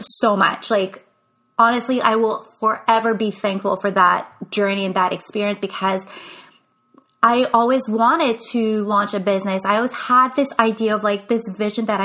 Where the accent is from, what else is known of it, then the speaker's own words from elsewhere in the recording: Canada; first language English; I am French Canadian. English is my first language